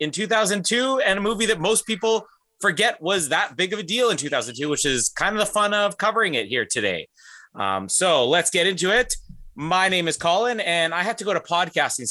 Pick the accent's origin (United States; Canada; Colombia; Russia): Canada; Winnipeg, Manitoba; my hometown in Winnipeg